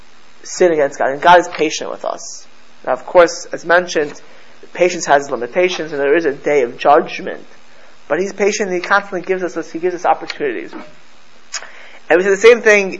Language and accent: English; Miami Beach, Florida, United States; I grew up in South Florida